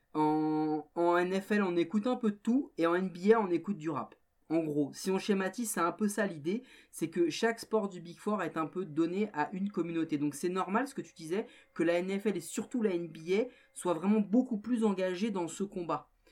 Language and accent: French; France